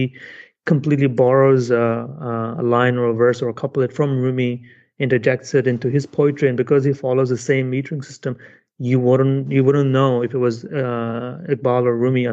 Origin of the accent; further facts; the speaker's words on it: United Kingdom; I'm British